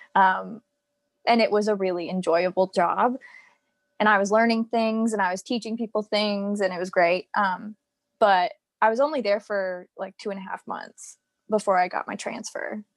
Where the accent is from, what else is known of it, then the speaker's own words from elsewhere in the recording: Virginia, United States; accent: American; moved away as an adult; also born or lived in Florida; I'm from Virginia, and then I moved to Florida